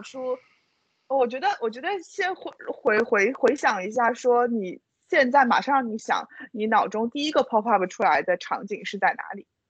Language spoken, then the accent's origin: Chinese; southern China, China; 作为南方人第一次看到那么厚的积雪